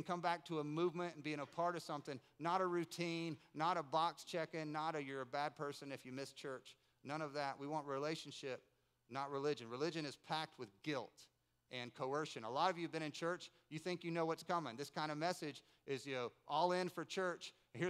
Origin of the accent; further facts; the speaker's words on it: Winston-Salem, North Carolina, United States; We grew up in Winston-Salem, North Carolina.